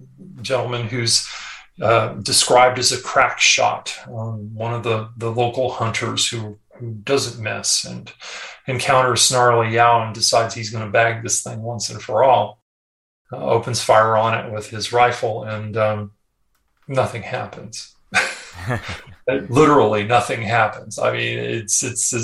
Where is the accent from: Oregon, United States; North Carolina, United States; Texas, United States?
Texas, United States; moved away; this old boy, you can tell I'm from Texas originally